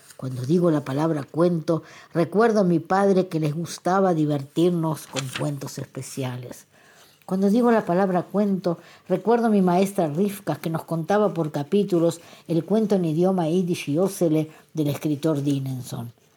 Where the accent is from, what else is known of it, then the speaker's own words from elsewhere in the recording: Argentina; now in Israel; nací en Argentina y hace ya casi 38 años resido en Israel